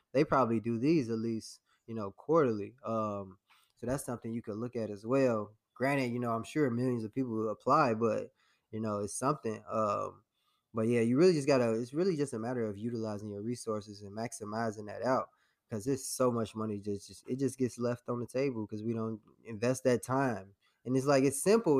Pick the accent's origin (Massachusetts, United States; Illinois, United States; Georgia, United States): Illinois, United States; Harvey; my story started um, in Harvey, Illinois. So I was born in the south suburbs of Chicago